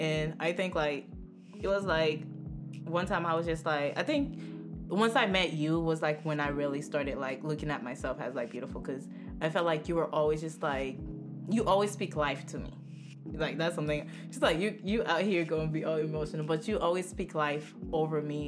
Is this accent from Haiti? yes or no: yes; Haiti; moved away; I grew up around the Haitian Haitians. Like, I legit was born in Haiti